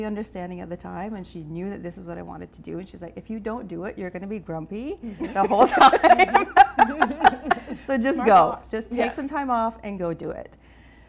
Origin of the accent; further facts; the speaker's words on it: Baie-Sainte-Anne, New Brunswick, Canada; moved away; I'm originally from the Miramichi area. I'm from Bay St. Anne.